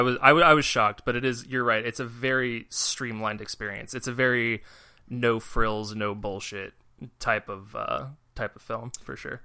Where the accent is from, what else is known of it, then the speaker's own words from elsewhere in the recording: United States; we're American